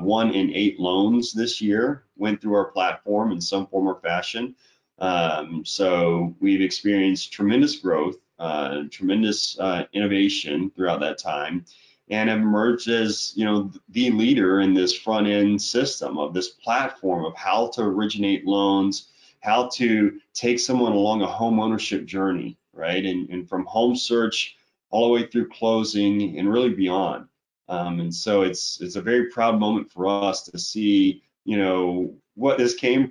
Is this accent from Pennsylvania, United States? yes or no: no; Florida, United States; moved away as an adult; now in Utah, United States; I'm originally from Florida. I'm born and raised